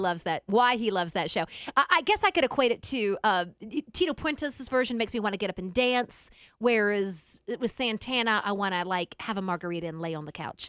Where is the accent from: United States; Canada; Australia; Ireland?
United States; I'm an American woman